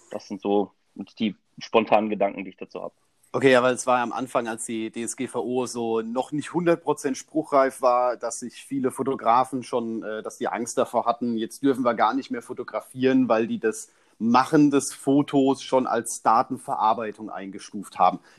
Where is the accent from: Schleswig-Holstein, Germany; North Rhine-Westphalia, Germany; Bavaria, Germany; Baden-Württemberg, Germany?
Bavaria, Germany; Augsburg; Ich komme aus Augsburg